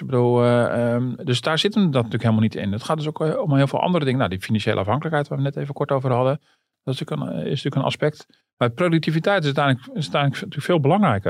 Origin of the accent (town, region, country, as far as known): Netherlands